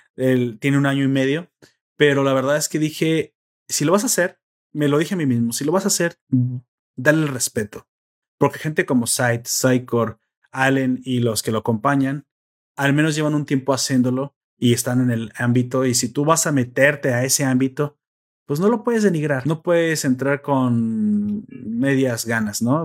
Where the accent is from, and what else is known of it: Mexico